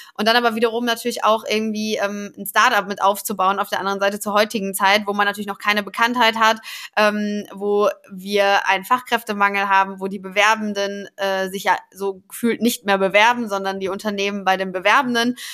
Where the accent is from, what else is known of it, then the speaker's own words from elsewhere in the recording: Paderborn, North Rhine-Westphalia, Germany; also born or lived in Cologne / Stuttgart; now in Hamburg, Germany; komme aber eigentlich gebürtig aus Ostwestfalen-Lippe, aus dem schönen Paderborn